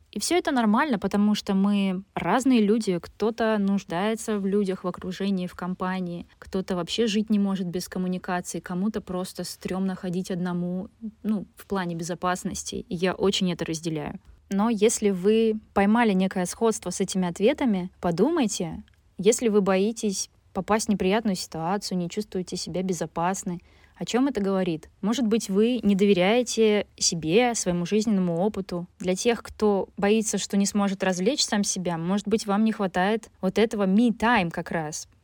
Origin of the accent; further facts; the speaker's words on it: Vyborg, Leningrad Oblast, Russia; родилась и жила все детство в Выборге